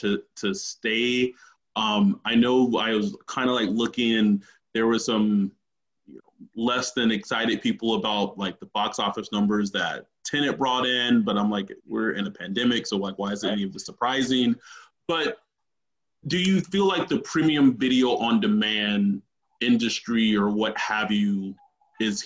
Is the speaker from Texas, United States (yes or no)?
yes; Texas, United States; I'm from Texas